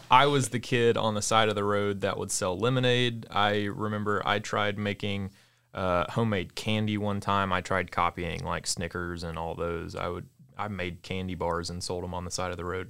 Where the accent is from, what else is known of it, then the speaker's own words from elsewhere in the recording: Hattiesburg, Mississippi, United States; also born or lived in Gulfport; I was born and raised in South Mississippi, uh, technically born in Gulfport, raised in Hattiesburg